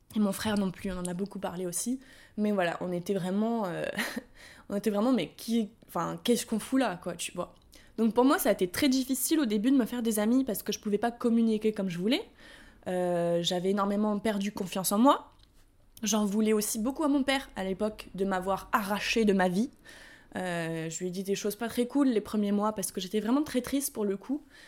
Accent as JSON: {"language": "French", "country": "France", "also_born_or_lived": "United States", "accent": "French", "moved": "as an adult", "said": "je suis la française, tu vois, qui euh, j'arrive de France, euh, j'ai déménagé aux États-Unis, j'ai encore mon accent français"}